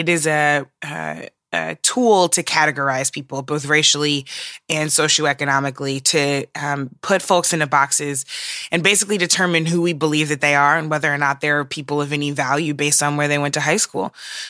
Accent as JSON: {"language": "English", "town": "St. Louis", "region": "Missouri", "country": "United States", "tie": "born or raised there", "said": "my hometown of St. Louis."}